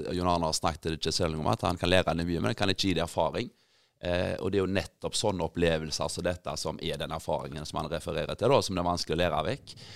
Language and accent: Norwegian; Grinde, Rogaland, Norway; jeg kom opprinnelig fra Grinde